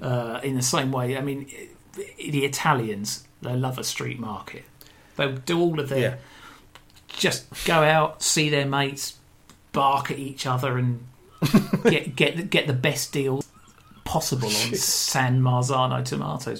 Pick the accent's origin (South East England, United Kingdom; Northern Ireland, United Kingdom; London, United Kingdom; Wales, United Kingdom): South East England, United Kingdom; Brighton; growing up in Brighton